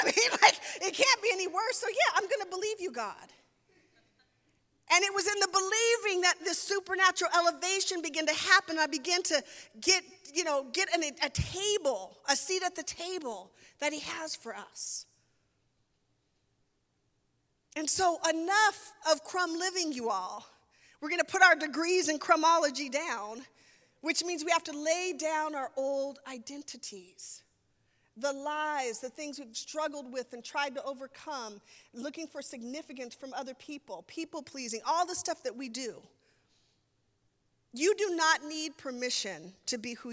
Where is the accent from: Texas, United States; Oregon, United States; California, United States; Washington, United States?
Washington, United States; Seattle; moved away; I'm from the Seattle area